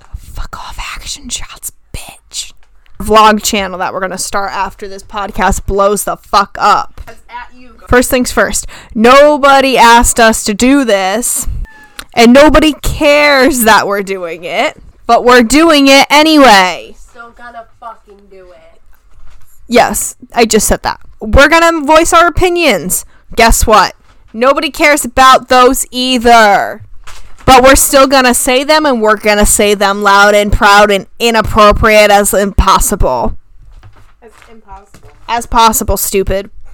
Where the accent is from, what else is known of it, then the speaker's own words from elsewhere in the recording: the South, United States; we're from the South